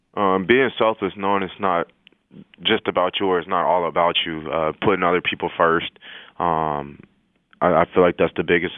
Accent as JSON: {"language": "English", "town": "El Paso", "region": "Texas", "country": "United States", "moved": "yes", "said": "I'm from El Paso, Texas"}